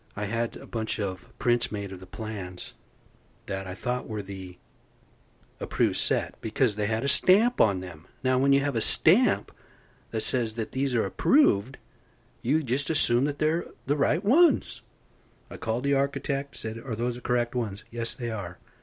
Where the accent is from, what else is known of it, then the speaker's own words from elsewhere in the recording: United States; moved away; I'm American Indian, man. I'm off the rez. I've come from the reservation